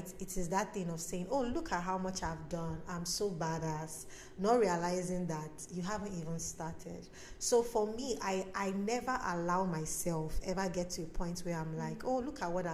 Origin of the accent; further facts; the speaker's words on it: Nigeria; I'm from Nigeria